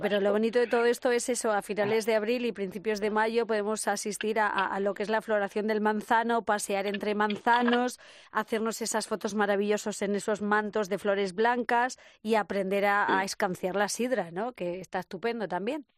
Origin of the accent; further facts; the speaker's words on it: Toledo, Castilla-La Mancha, Spain; en Toledo, ya tirando para mi tierra